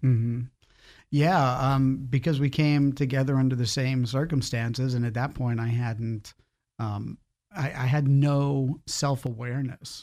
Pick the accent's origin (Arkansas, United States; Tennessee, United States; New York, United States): New York, United States; Long Island; moved away as an adult; now in Florida, United States; I grew up in New York, um, born and raised there on Long Island, a small town out there